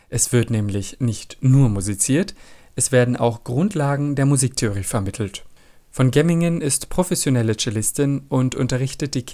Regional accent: Iraq; ich bin 13 Jahre alt, ich komme aus dem Irak.

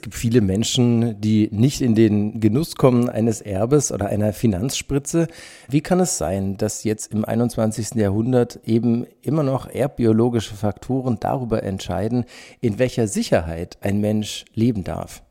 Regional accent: Germany; bei uns in Deutschland

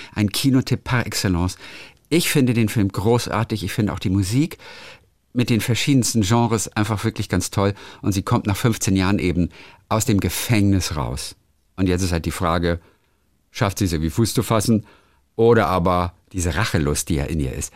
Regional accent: Lübeck, Schleswig-Holstein, Germany; weil es ja meine Heimatstadt ist. Lübeck

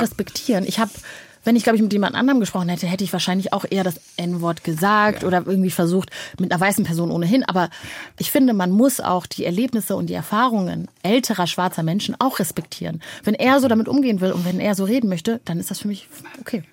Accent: North Rhine-Westphalia, Germany; also born or lived in Rwanda; ich bin äh, am Niederrhein groß geworden

